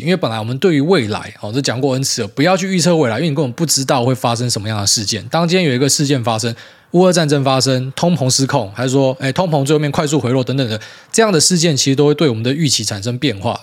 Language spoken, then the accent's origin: Chinese; Miaoli County, Taiwan; moved away; 回来苗栗，真的觉得 不知道为什么，以前这个是我长大的地方，我很习惯